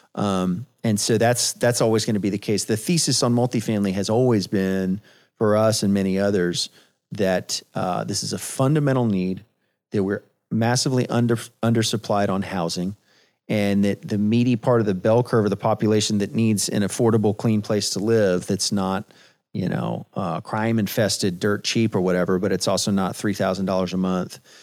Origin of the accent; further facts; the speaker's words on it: San Antonio, Texas, United States; I was born and raised in San Antonio